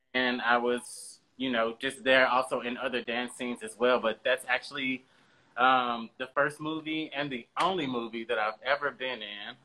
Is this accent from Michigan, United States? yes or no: no; St. Louis, Missouri, United States; now in Los Angeles, United States; I'm originally from St. Louis, Missouri. Um, I've never lived anywhere else.